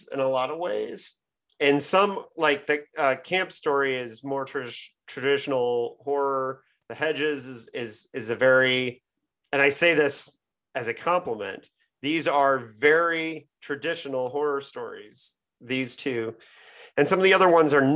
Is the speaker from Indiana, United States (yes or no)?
yes; Indiana, United States; also born or lived in Michigan; I grew up south of you in Indiana